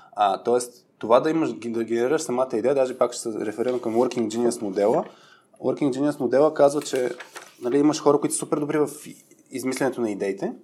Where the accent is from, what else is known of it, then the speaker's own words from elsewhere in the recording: Burgas, Burgas Province, Bulgaria; Аз съм от Бургас и, и съм на път да стана яка батка бургаска